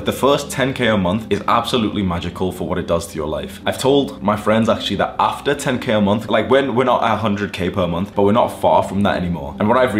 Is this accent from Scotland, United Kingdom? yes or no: no; Warrington, North West England, United Kingdom; moved away as an adult; now in Dubai, United Arab Emirates; when I moved out of my hometown, I lived in Warrington in the UK